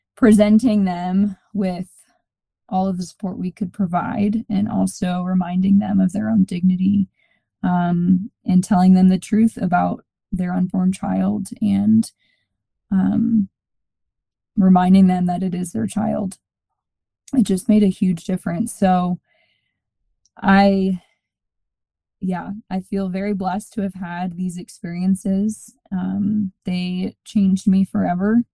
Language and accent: English; Georgia, United States; moved away as an adult; also born or lived in South Bend, Indiana / Phoenix, Arizona; now in Colorado Springs, United States; I grew up in Georgia, went to school at St. Mary's College in South Bend, Indiana.